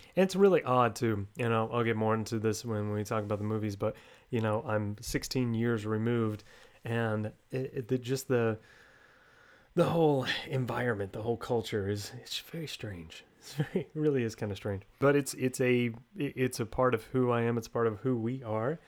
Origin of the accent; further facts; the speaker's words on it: Texas, United States; Two thirds of us are from Texas, and we record from Texas